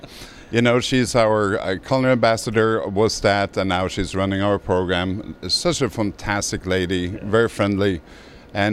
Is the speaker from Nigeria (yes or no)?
no; Norway; accent: Norwegian; English is a second language; moved away as an adult; also born or lived in Miami; Well, I was born in Norway, hence the accent. Okay. So way back in 89, I came to Miami to go to grad school for hotel management.